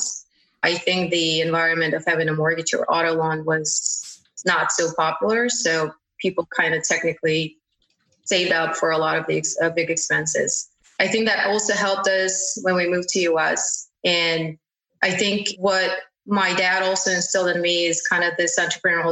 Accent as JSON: {"language": "English", "country": "Uzbekistan", "tie": "born or raised there", "second_language": "English", "moved": "as an adult", "lives_now": "United States", "said": "It's Uzbekistan. So I grew up in this country"}